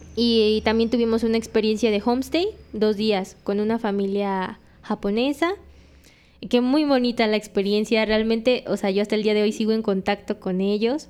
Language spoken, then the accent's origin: Spanish; Mexico; me fui de México con 10.500 pesos